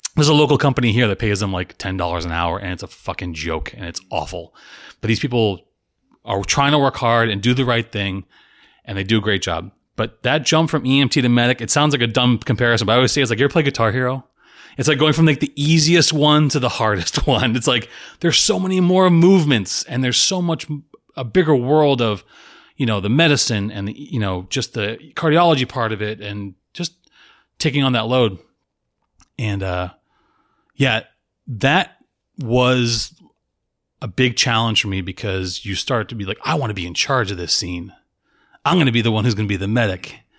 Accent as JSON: {"language": "English", "town": "Tampa", "region": "Florida", "country": "United States", "tie": "born or raised there", "also_born_or_lived": "Salem, Massachusetts / Boston area", "said": "We moved to Tampa, went to high school there"}